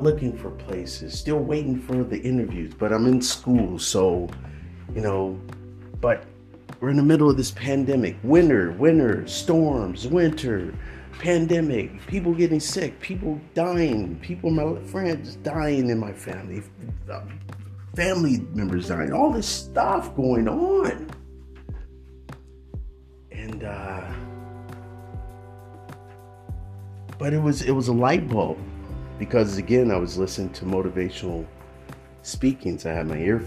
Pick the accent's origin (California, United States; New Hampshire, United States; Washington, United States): California, United States; Oakland; I grew up in Oakland, California